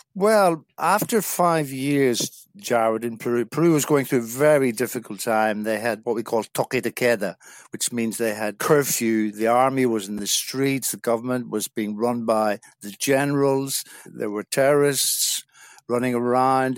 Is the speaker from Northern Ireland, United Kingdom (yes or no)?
yes; South Derry, Northern Ireland, United Kingdom; moved away as an adult; also born or lived in England; I'm originally from Northern Ireland, a small village in South Derry, and I spent my first eighteen years living in a small village